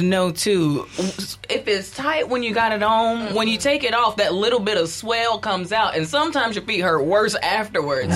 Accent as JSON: {"language": "English", "region": "Mississippi", "country": "United States", "said": "We're from Mississippi"}